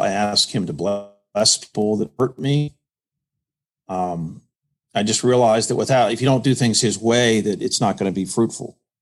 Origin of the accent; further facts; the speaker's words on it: Washington, District of Columbia, United States; also born or lived in Connecticut / Indiana; now in Greenville, United States; I'm originally from the Washington, D.C. area